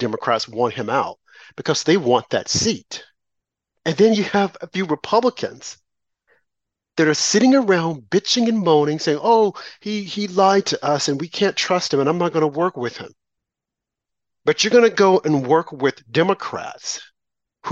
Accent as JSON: {"language": "English", "region": "New York", "country": "United States", "said": "I'm from New York"}